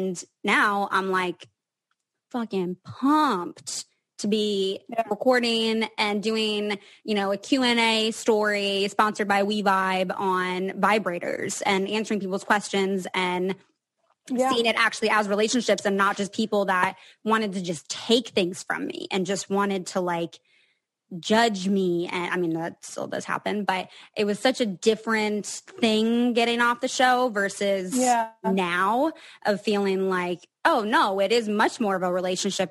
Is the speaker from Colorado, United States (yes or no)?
no; Seattle, Washington, United States; I'm from Seattle